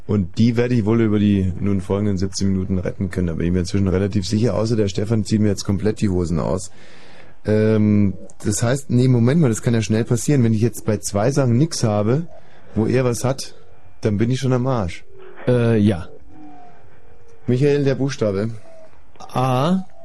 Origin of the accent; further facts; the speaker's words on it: Landsberg am Lech district, Bavaria, Germany; ich bin im Landkreis Landsberg am Lech aufgewachsen